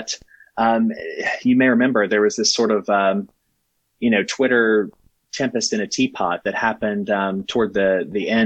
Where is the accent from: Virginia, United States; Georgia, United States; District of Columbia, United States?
Virginia, United States; southwestern; I grew up in southwestern Virginia, out where, you know, Virginia and Kentucky and West Virginia and Tennessee